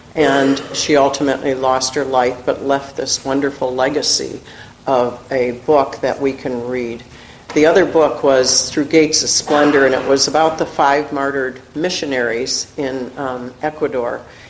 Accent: Chicago, Illinois, United States; now in Minnesota, United States; I grew up in Chicago, right in the middle of the city.

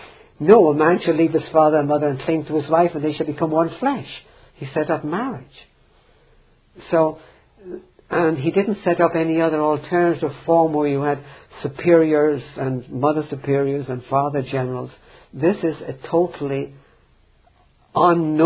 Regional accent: Ireland; I grew up in Ireland

